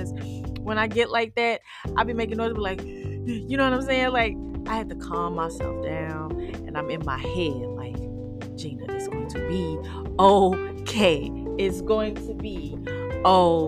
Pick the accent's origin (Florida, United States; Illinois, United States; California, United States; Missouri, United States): Missouri, United States; St. Louis; I'm from St. Louis City